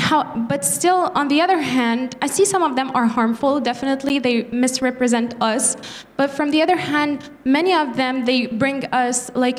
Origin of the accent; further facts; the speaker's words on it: Algiers, Algiers Province, Algeria; I'm from Algeria, specifically from the city of Algiers.